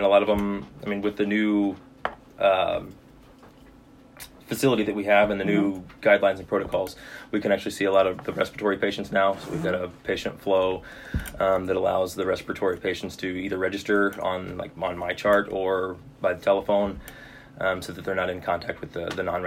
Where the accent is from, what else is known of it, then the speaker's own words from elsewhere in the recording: Rolla, Missouri, United States; I was born and raised in Rolla. So I mean, I'm kind of a local